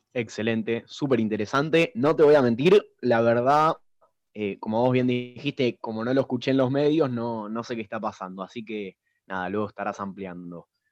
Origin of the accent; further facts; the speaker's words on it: Argentina; nosotros los argentinos tenemos ese sentimiento